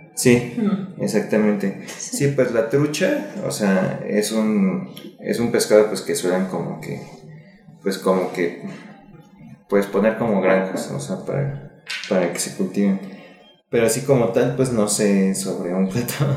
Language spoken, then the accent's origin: Spanish; Mexico City, Mexico; yo soy de aquí, de la ciudad pues, de México, y cuando era niño yo crecí en Xochimilco